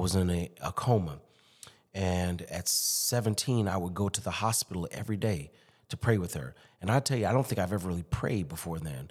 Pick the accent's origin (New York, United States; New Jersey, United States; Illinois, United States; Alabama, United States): Illinois, United States; Chicago; moved away as an adult; also born or lived in Durham, North Carolina / Boston, Massachusetts / Springfield, Massachusetts; now in Alexandria, United States; born and raised in Chicago